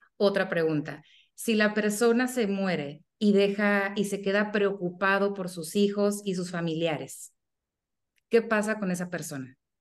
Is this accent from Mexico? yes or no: yes; Sonora, Mexico; yo soy de México y específicamente soy de Sonora